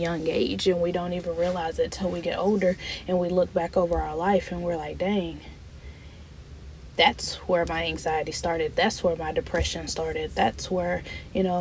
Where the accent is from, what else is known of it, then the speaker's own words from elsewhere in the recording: Broaddus, Texas, United States; moved away as an adult; also born or lived in Dallas, Texas; now in Houston, United States; all my life I stayed in a small town, Broadus, Texas, San Augustine, Texas. It's a really small town where everybody knows everybody.